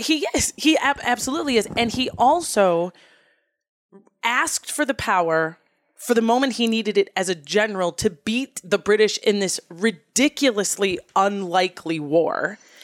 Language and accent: English; Wisconsin, United States; moved away as an adult; also born or lived in Minnesota; I'm from Wisconsin